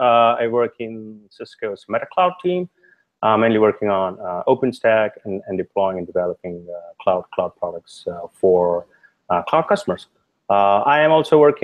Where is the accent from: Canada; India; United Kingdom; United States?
India; moved away as an adult; I grew up in India